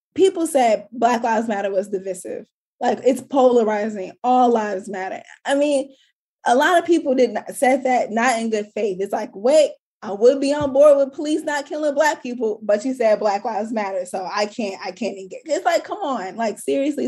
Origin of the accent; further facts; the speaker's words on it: St. Louis, Missouri, United States; where I grew up in St. Louis, I did not grow up in a community with tree lined streets.